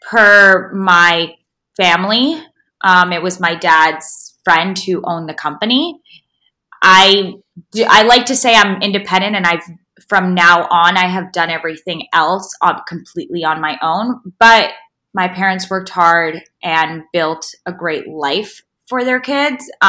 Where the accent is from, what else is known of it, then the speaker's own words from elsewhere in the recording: south of France, France; moved away as an adult; also born or lived in Long Island, New York, United States / Paris, France; now in New York, United States; So I was born in Long Island and moved mm-hmm. to France when I was ten years old. My mom is French and my dad's Russian, so I definitely have a, you know, an international background. Yeah. And grew up six years in the south of France and then two years in Paris came back to New York when I was 18